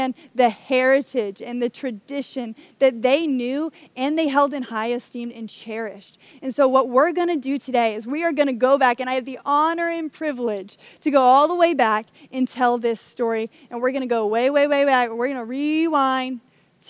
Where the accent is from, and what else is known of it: United States